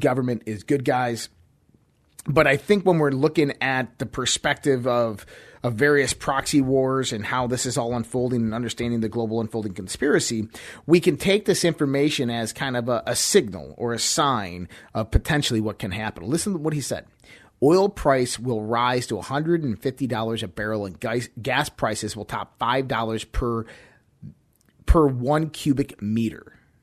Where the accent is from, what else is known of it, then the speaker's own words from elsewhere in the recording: Western New York, United States; I grew up in Western New York. I I grew up in those types of winters.